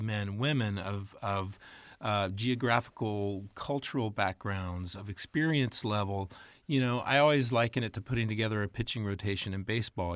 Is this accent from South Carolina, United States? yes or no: no; Texas, United States; moved away as an adult; also born or lived in Mississippi / Dallas / Tennessee; I grew up in Texas